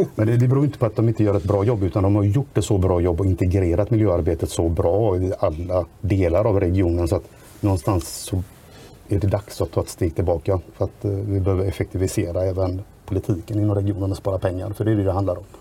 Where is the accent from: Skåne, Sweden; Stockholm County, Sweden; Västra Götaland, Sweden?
Västra Götaland, Sweden; Grästorp; Jag kommer från Grästorps kommun, världens bästa kommun